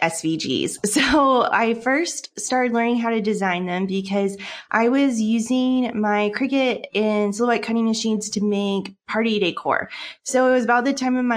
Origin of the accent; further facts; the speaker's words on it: Seattle, Washington, United States; moved away as an adult; now in Netherlands; So I'm originally from the States. I'm from Seattle, Washington, and we moved to the Netherlands for my husband's job a couple years ago